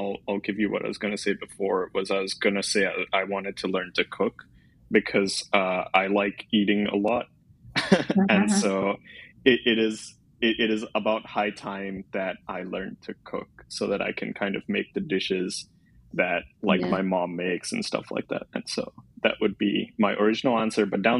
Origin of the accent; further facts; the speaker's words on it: India; So I'm Indian, and there's a few dishes that my mom makes that I really miss.